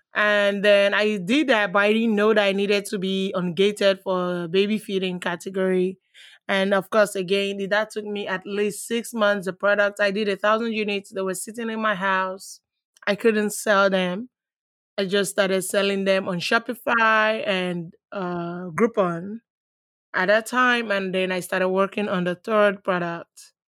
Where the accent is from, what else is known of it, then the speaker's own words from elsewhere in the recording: Nigeria; moved away as an adult; now in United States; I was born in Nigeria. I was raised partially, let's say I was raised in Nigeria.